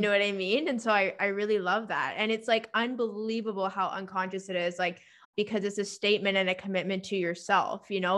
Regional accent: Victoria, British Columbia, Canada; I'm living in my hometown again.

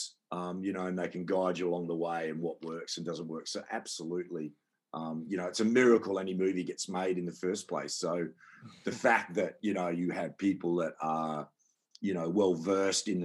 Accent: Perth, Western Australia, Australia; Growing up in Perth

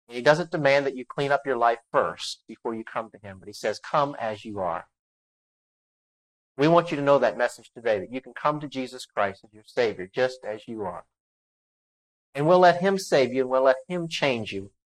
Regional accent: Maryland, United States; I'm from Maryland

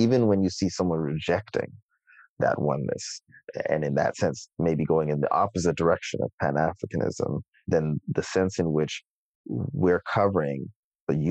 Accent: Toronto, Ontario, Canada; in my hometown

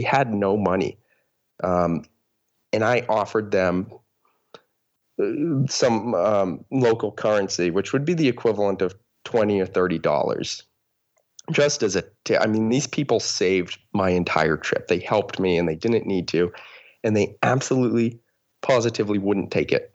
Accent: Boston, Massachusetts, United States; moved away as an adult; now in Seattle, United States; I am from Boston, Massachusetts. That's where I grew up, but uh, most recently I've been living in Seattle, Washington.

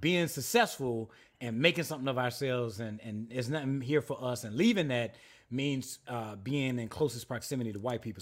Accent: South Carolina, United States; I was raised apostolic in South Carolina

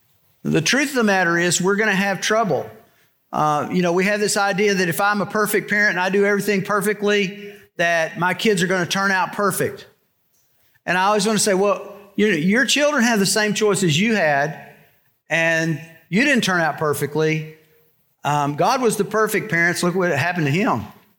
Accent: Texas, United States; You know, when I came here from Texas, one of the struggles I had was figuring out whether you guys were genuine or not.

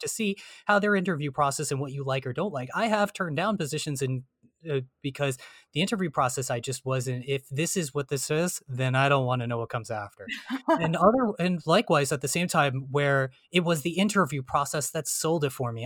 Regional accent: New Jersey, United States; I'm from New Jersey

